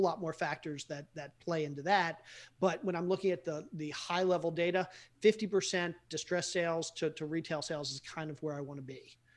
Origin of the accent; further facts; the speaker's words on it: Baltimore, Maryland, United States; I grew up in Baltimore and we had the steel mills